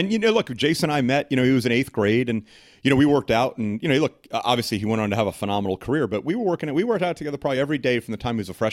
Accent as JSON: {"language": "English", "town": "New York City", "region": "New York", "country": "United States", "moved": "yes", "lives_now": "Portland, United States", "said": "I'm an Irish Catholic guy from Queens."}